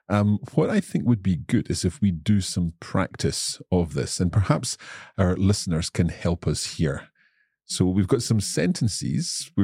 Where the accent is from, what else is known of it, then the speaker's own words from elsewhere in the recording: Scotland, United Kingdom; I am indeed from Scotland